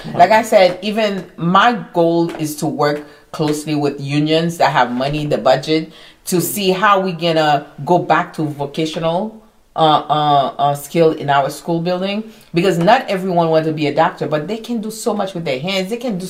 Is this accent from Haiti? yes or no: yes; Haiti; now in New York, United States; Haitian. Oh, proud Haitian.